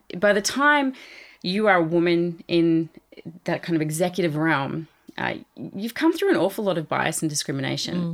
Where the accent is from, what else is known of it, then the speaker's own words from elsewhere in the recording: Australia; moved away; I am Australian